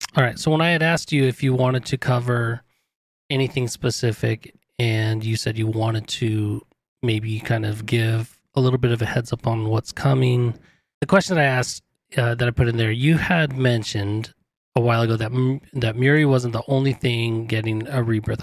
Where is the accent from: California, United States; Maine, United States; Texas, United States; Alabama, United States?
California, United States; I grew up in California